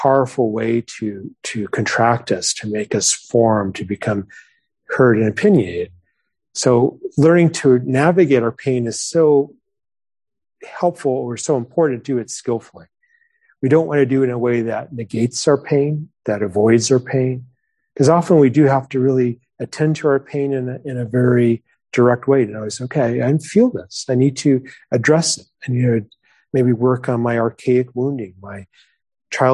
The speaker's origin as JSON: {"language": "English", "region": "New Mexico", "country": "United States", "tie": "born or raised there", "moved": "yes", "said": "I grew up in New Mexico"}